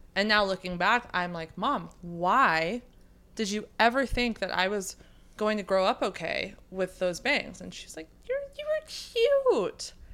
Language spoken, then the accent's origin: English; Sacramento, California, United States; now in San Diego, United States; I'm from Sacramento